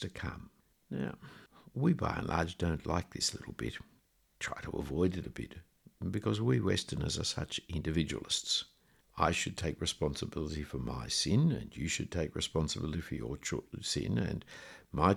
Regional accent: Australia; the reason I'm an Australian is because of decisions made several generations ago by my great-great-grandparents to leave where they came from to come here

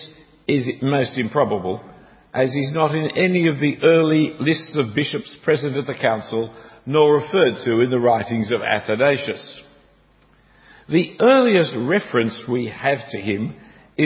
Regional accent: Australia; As you can hear, I'm an Australian, and as you can see, I'm an Australian because I don't wear suits

